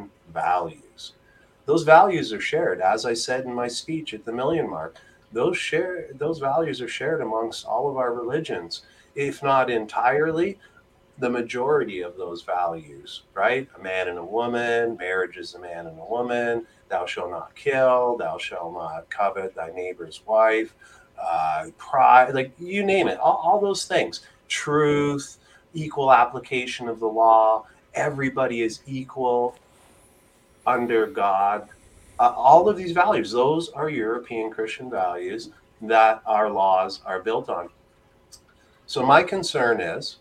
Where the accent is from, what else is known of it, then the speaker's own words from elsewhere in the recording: Mississauga, Ontario, Canada; also born or lived in Toronto; I'm from Ontario